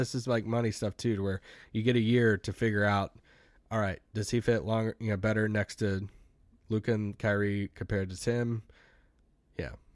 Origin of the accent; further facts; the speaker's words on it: United States; people call me out for being American